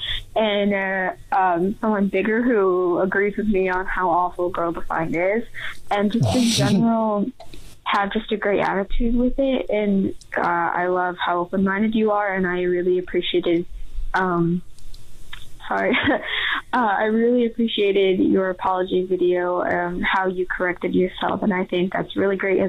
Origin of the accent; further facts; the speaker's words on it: Utah, United States; moved away; I grew up in Utah